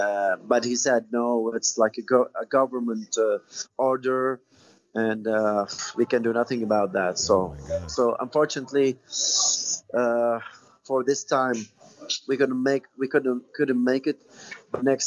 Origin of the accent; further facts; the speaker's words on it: Tunisia; taking some lessons from lyrical professors there in my hometown in Tunisia